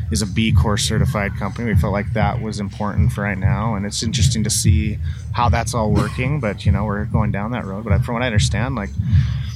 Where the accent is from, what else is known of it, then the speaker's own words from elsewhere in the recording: Utah, United States; I grew up in a big family in Utah